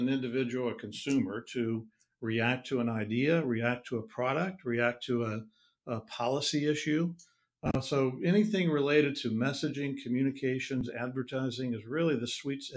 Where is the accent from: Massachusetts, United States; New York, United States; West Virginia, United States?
West Virginia, United States; moved away as an adult; now in Cincinnati, United States; I'm originally from West Virginia. I've been in Cincinnati for 30 plus years.